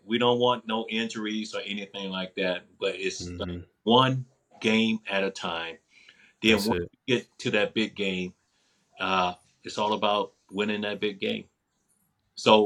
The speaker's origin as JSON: {"language": "English", "region": "Mississippi", "country": "United States", "tie": "born or raised there", "said": "I was brought up that way in Mississippi"}